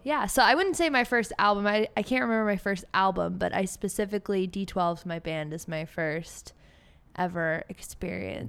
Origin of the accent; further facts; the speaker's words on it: Cleveland, Ohio, United States; moved away as an adult; now in Austin, United States; I grew up in Cleveland, four four oh, two one six